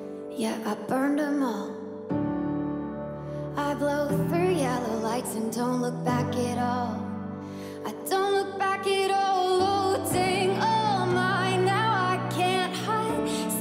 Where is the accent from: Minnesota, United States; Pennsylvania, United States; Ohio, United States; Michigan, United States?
Ohio, United States; Zanesville; I'm from Zanesville, Ohio.